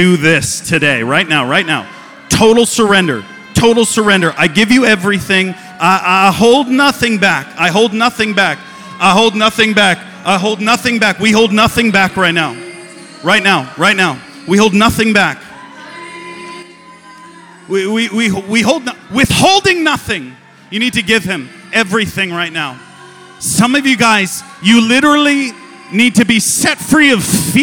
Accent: Massachusetts, United States; And we're from Massachusetts, and we put storm windows on our windows

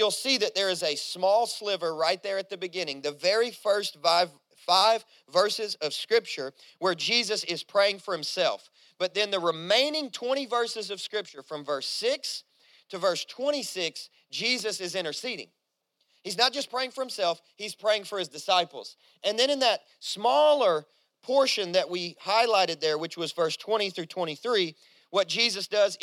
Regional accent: Kentucky, United States; I grew up in Kentucky, a coal mining town.

